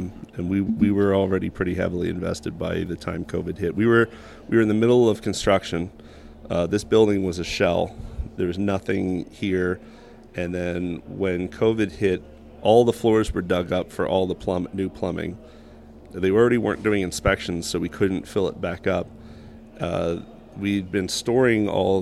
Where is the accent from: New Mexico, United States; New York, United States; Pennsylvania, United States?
Pennsylvania, United States; Media; also born or lived in West Chester, Pennsylvania; I'm from Media